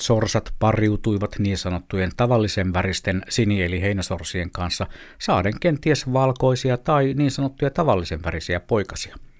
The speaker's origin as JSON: {"language": "Finnish", "region": "Southern Savonia", "country": "Finland", "tie": "born or raised there", "moved": "yes", "said": "synnyin kaupungissani Etelä-Savossa"}